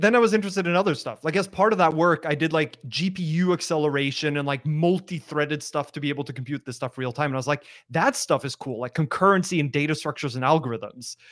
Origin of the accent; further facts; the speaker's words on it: Norway; moved away as an adult; also born or lived in Australia; I'm from Norway originally